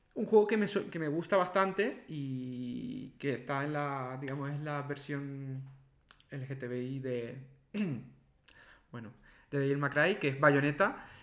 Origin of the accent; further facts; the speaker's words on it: La Palma, Canary Islands, Spain; moved away; cuando vivía en La Palma, de pequeño en Canarias